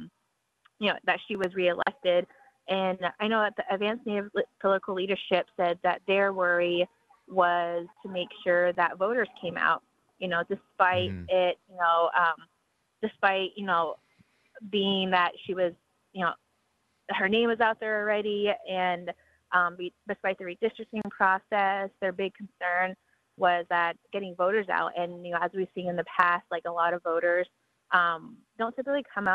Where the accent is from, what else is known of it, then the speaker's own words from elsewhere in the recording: United States; moved away; I'm from Navajo